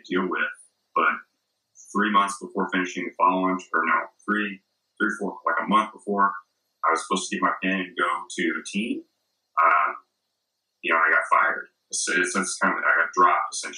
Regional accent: Texas, United States; played football because I was from Texas

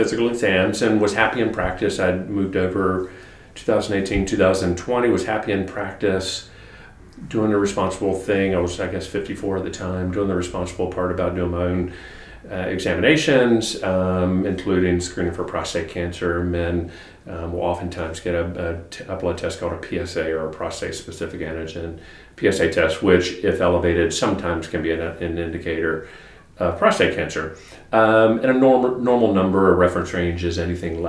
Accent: Wilmington, North Carolina, United States; moved away as an adult; also born or lived in Durham, North Carolina / Chapel Hill, North Carolina / Ann Arbor, Michigan; now in Charlotte, United States; I grew up down in Wilmington, North Carolina

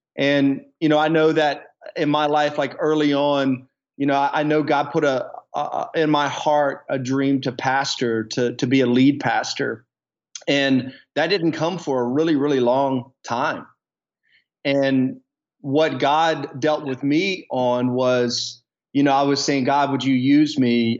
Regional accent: the South, United States; moved away as an adult; also born or lived in Dallas, Texas; now in Coeur d'Alene, United States; growing up in the South in around more rural air, areas

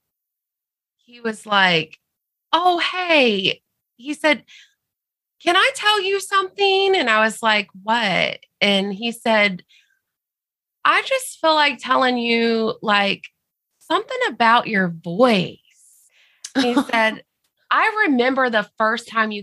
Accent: the South, Southern United States, United States; accent: Southern

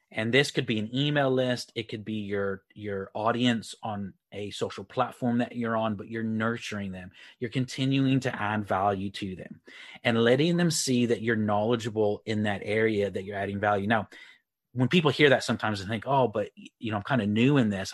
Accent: Texas, United States; moved away as an adult; also born or lived in Republic of Ireland; now in Leeds, United Kingdom; I uh, live in the UK up near Leeds. Uh, but I am originally from Texas. So um, I'm from Texas, moved to the Republic of Ireland on the West Coast about 15 years ago and then moved to the UK uh, about nine years ago

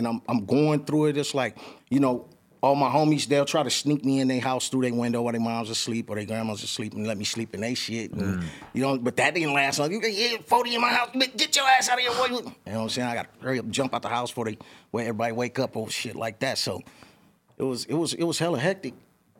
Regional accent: Los Angeles, California, United States; also born or lived in San Bernardino; I was in East L.A. Grew up over there, East L.A., boom, boom, and then we mov

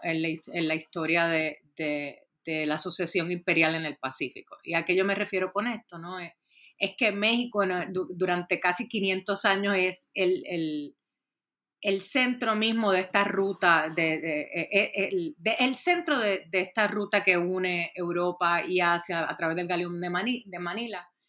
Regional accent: Puerto Rico; yo soy originalmente de Puerto Rico

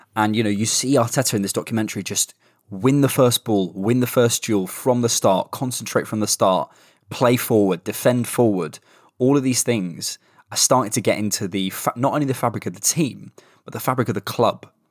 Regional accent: Bournemouth, South West England, United Kingdom; moved away; I'm going to Bournemouth today 'cause it's my hometown. I'm spending a week at home

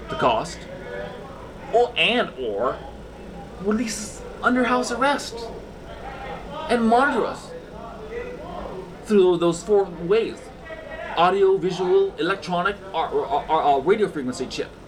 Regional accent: Concord, California, United States; Concord, California.

